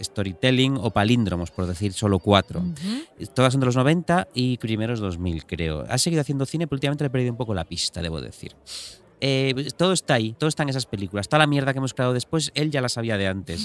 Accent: Galicia, Spain; yo como gallego

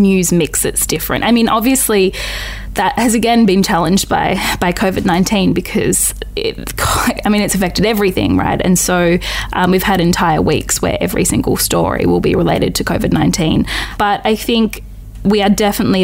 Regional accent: Northern Territory, Australia; moved away; I'm from the Northern Territory originally

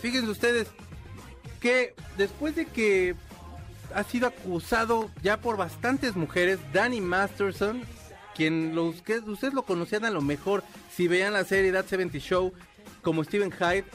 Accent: Mexico City, Mexico; soy del DF

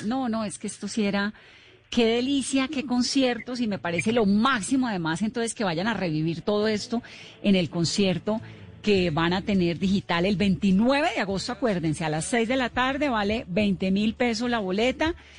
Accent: Cali, Valle del Cauca, Colombia; yo soy caleña

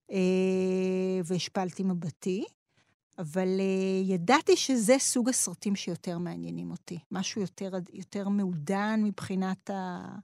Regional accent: Mashu'ot Yitzhak, Southern District, Israel; also born or lived in Ma'ale Mikhmas; את ילדותי המוקדמת אה, גדלתי במשואות יצחק, זה מושב שיתופי ליד אשקלון.

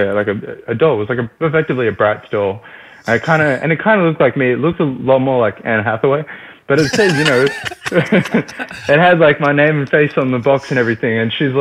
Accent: Australia; accent: Australian; It's good to be back in Australia. One of the things that was really nice is I kind of used my natural accent.

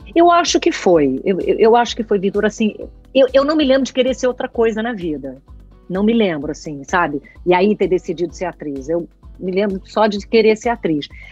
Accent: São Paulo, Brazil; moved away as an adult; now in Rio de Janeiro, Brazil; eu sou carioca, então, para voltar a morar no Rio, mas eu me criei em São Paulo

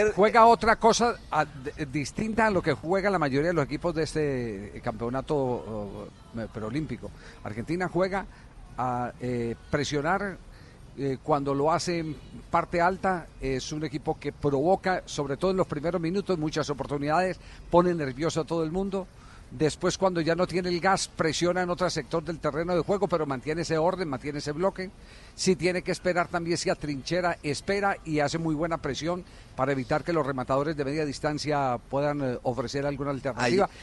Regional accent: Manizales, Caldas, Colombia; en mi tierra, en la ciudad de Manizales

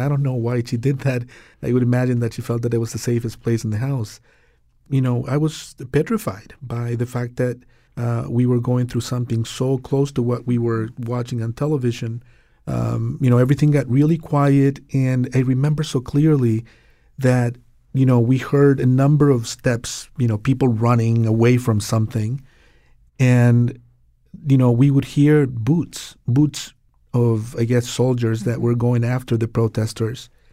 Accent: Santiago, Santiago Metropolitan Region, Chile; now in Connecticut, United States; I was raised in Chile during the, uh, Pinochet regime

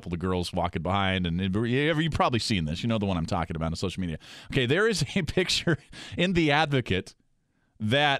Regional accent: Spokane, Washington, United States; moved away; also born or lived in Tacoma, Washington; I was born in Tacoma, but yeah, I grew up in Spokane

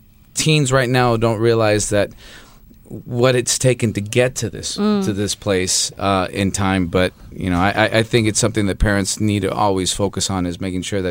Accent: Los Angeles, California, United States; first language Spanish; English is a second language; also born or lived in Guatemala / Colombia; So I didn't learn English until I was 6, and I was born in Los Angeles to a Guatemalan mother and a Colombian father, and the only thing we spoke at home was Spanish.

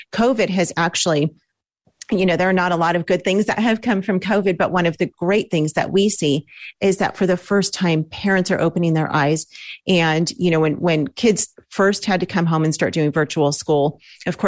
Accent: Los Angeles, California, United States; We're from Los Angeles

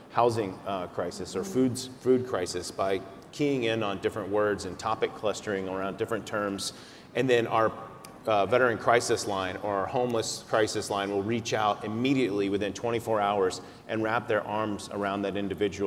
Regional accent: Texas, United States; I'm from Texas

